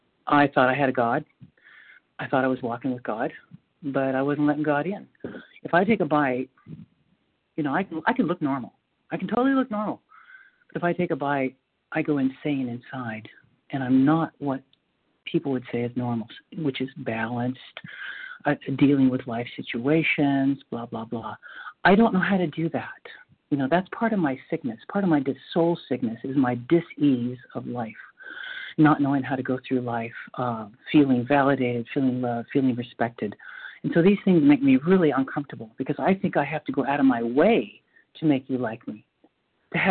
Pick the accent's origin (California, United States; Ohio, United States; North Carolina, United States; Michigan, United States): North Carolina, United States; I'm from North Carolina.